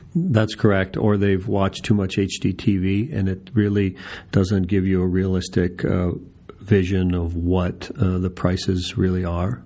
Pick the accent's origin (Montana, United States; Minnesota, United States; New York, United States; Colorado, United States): Minnesota, United States; now in Phoenix, United States; I'm from Minnesota